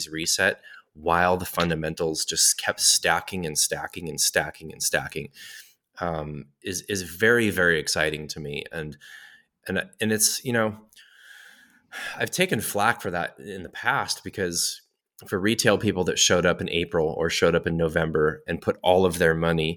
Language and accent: English; United States; being an American and living in the United States